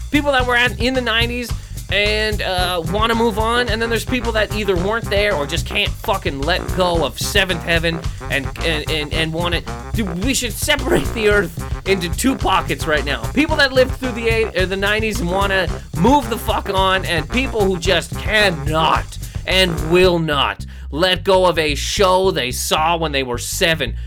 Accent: Canada; I'm from Canada

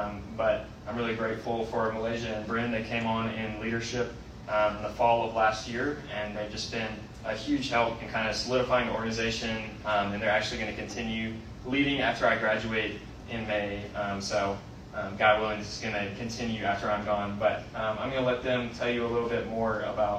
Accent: Spartanburg, South Carolina, United States; I'm from Spartanburg, South Carolina

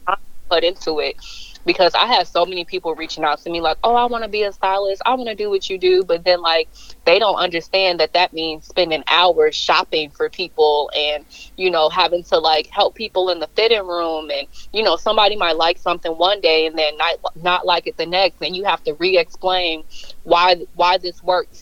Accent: Chicago, Illinois, United States; born and raised in Chicago. I don't know if I can really say raised because um, when my parents divorced at age when I was seven, I ended up moving out to the suburbs

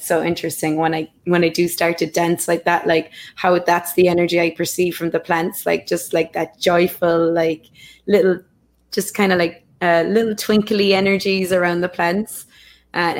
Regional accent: Ireland; I grew up in Ireland

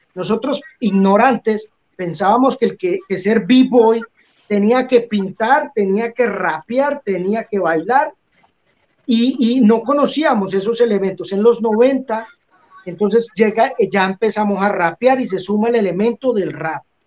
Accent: Colombia; moved away as an adult; salí de Colombia en el 97

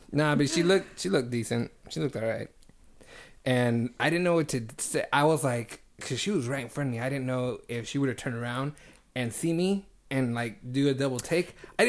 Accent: Reedley, California, United States; moved away; Because we're from Reedley, and that shit is small.

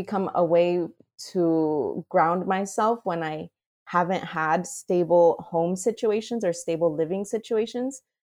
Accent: Mexico; You know, I recall growing up in Mexico, and one of my favorite things to do coming home from school

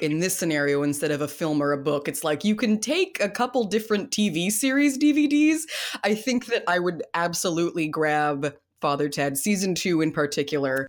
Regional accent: United States

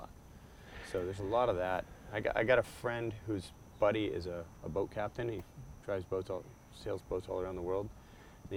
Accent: Cocoa Beach, Florida, United States; also born or lived in Hawaii; They all lived in my hometown

